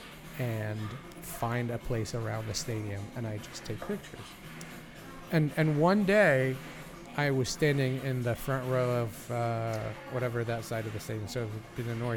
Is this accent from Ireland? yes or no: no; Egypt; moved away; Growing up in Egypt, just in case you didn't know that. I did grow up in Egypt.